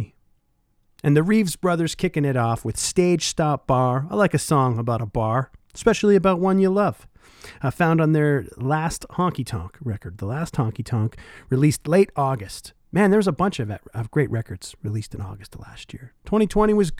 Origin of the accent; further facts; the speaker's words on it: Oshawa, Ontario, Canada; now in Winnipeg, Canada; my hometown of Oshawa, Ontario, when I was a teenager